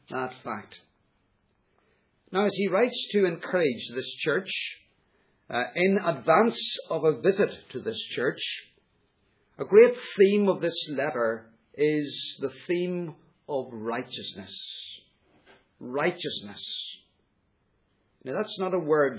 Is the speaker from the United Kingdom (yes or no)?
yes; United Kingdom; we are British